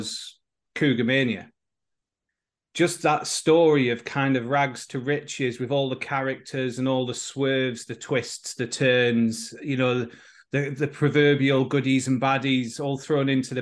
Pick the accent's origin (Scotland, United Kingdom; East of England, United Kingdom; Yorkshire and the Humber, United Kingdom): Yorkshire and the Humber, United Kingdom; Oxenhope; moved away as an adult; now in Wales; I grew up in Oxenhope in West Yorkshire